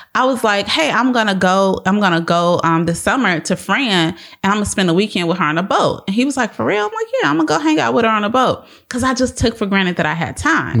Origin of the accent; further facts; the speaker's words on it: Chicago, Illinois, United States; moved away as an adult; now in Texas, United States; We are from Chicago, born and raised South Sweet.